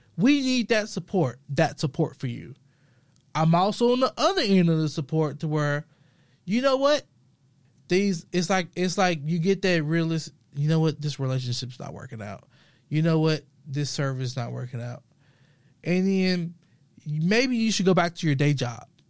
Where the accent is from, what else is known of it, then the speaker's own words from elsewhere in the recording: Memphis, Tennessee, United States; I'm from the South, grew up modest, low, middle income, originally from Memphis, Tennessee